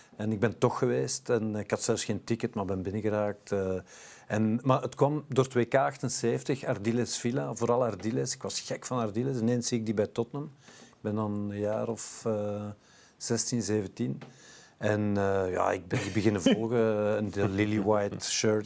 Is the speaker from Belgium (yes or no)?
yes; Brussels, Brussels-Capital Region, Belgium; ik ben Brusselaar, geboren en getogen, in het Frans school geweest, thuis Nederlands, moeder Italiaanse